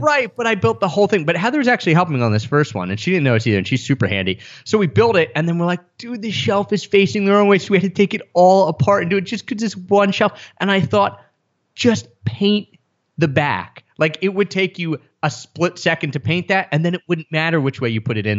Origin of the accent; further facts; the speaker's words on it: outside of Philadelphia, Pennsylvania, United States; moved away as an adult; did spend time in my hometown outside of Philadelphia